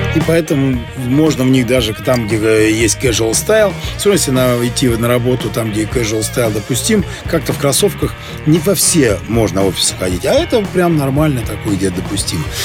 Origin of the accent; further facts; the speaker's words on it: Siberia, Russia; now in Saint Petersburg, Russia; я родом из Сибири